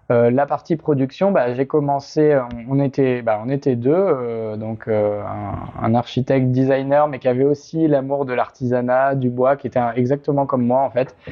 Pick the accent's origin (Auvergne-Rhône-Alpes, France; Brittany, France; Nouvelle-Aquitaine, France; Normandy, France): Nouvelle-Aquitaine, France; La Rochelle; moved away as an adult; now in Paris, France; je suis originaire de La Rochelle